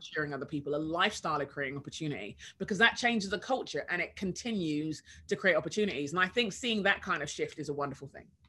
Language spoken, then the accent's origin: English; London, United Kingdom; moved away as an adult; now in United States; I was born in London in the 70s